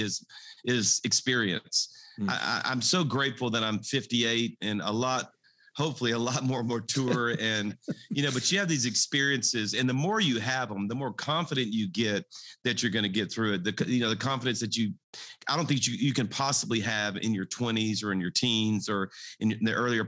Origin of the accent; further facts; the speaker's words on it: South Louisiana, United States; I was raised in South Louisiana. I'm a Cajun